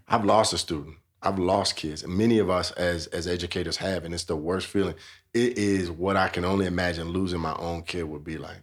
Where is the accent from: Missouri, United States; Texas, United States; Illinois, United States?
Illinois, United States; Chicago; now in Denver, United States; I grew up in Chicago, Illinois